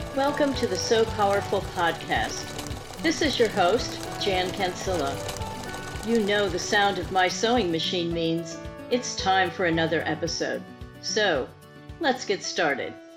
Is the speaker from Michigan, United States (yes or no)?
no; Houston, Texas, United States; Houston is my hometown